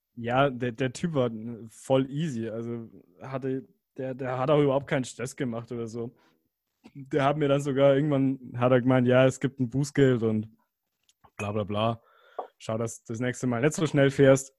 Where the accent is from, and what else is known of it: Germany